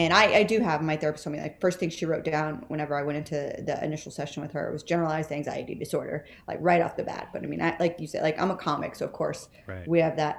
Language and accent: English; Texas, United States; moved away as an adult; now in New York City, United States; I'm from Texas